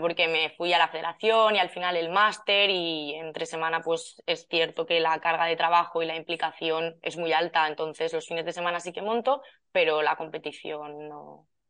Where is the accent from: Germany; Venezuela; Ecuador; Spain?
Spain; Valencia, Valencian Community; yo soy de Valencia